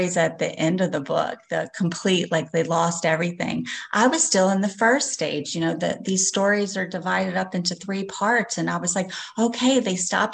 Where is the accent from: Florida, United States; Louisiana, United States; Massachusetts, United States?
Louisiana, United States; Slidell; I'm from Slidell, Louisiana